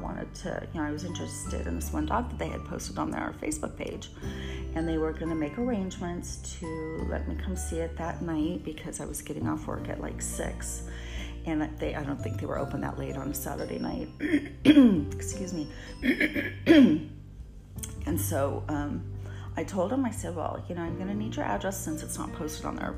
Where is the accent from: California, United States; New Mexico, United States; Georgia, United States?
California, United States; I was born and raised in California